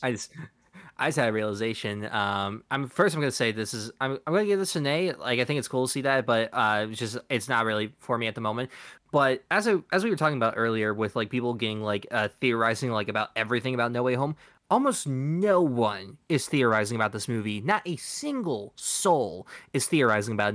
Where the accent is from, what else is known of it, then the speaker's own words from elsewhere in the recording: United States; we're from America